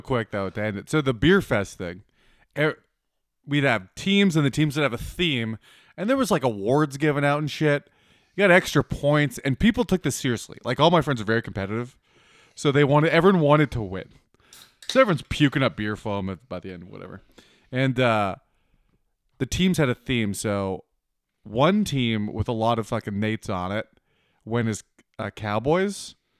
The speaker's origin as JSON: {"language": "English", "region": "Manitoba", "country": "Canada", "tie": "born or raised there", "said": "I grew up in Manitoba"}